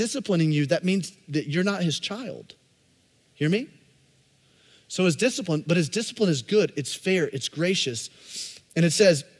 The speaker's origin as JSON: {"language": "English", "region": "Alabama", "country": "United States", "tie": "born or raised there", "said": "I grew up in Alabama"}